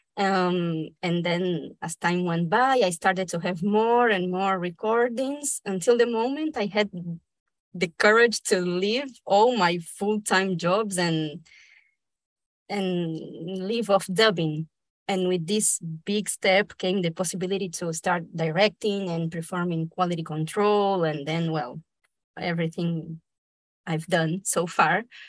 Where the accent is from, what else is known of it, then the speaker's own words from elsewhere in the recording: Brazil; first language Spanish; English is a second language; also born or lived in Argentina; I was born in Argentina but I was raised in Brazil. I moved there when I was a little baby.